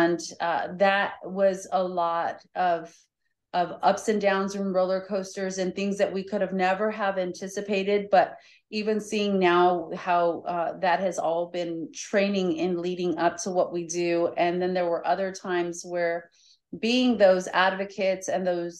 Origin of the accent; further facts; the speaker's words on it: Colorado, United States; moved away as an adult; now in Florida, United States; I'm originally from Colorado, and I grew up there until almost 11 years ago when we came to Florida